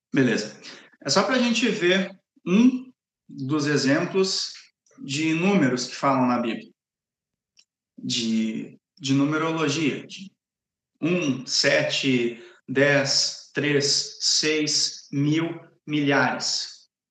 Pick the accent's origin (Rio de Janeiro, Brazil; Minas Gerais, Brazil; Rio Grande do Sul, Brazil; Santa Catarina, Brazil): Rio Grande do Sul, Brazil; Gravataí; moved away as an adult; also born or lived in São Paulo; now in Cariacica, Brazil; Eu sou gaúcho, eu sou natural de Gravataí e só morei no Rio Grande do Sul, em São Paulo e aqui